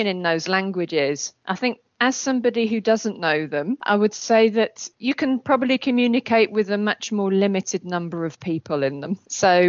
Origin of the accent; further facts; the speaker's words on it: England, United Kingdom; moved away as an adult; also born or lived in Cambridge; now in Krakow, Poland; I was born in England.